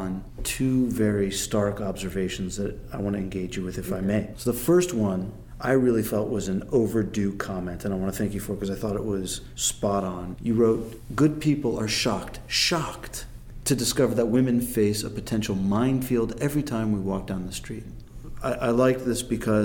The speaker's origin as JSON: {"language": "English", "country": "United States", "said": "I'm of the bigger bulk of American Jewry, which came in the late 19th and early 20th mm-hmm. century. So I'm already fourth generation, mm-hmm. third generation born"}